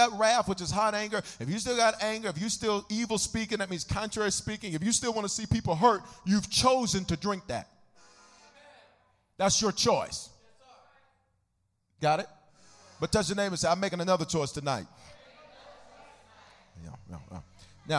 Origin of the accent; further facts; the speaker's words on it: the South, United States; I'm from the South, so we have a special blended tea called sweet tea.